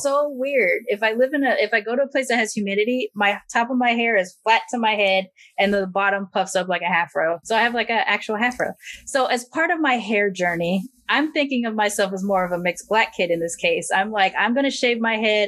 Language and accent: English; United States; as an American